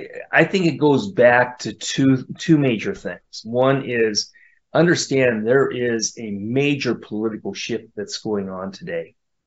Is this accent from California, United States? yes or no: yes; California, United States; moved away as an adult; now in Tennessee, United States; I'm a California refugee. I fled California. I was born in California. I never wanted to leave California.